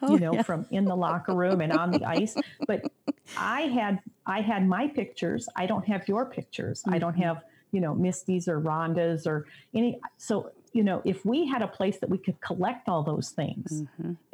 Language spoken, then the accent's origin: English; Michigan, United States; now in Indiana, United States; I'm originally from Michigan and grew up usually living near